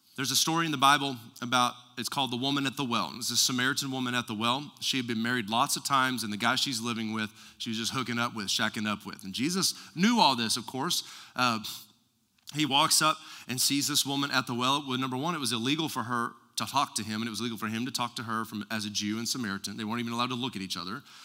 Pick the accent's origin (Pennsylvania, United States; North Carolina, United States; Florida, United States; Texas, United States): Texas, United States; West; I was raised in West Texas.